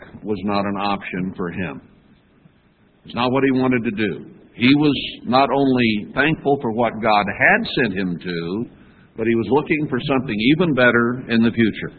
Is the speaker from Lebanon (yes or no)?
no; United States; I grew up in America.